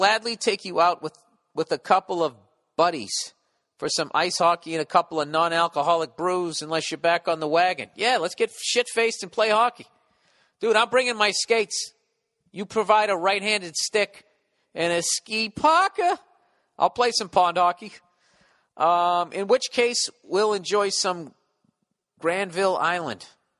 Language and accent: English; Poland; English is a second language; By the way, I'm from Poland. It's really cold in here. It's a second language.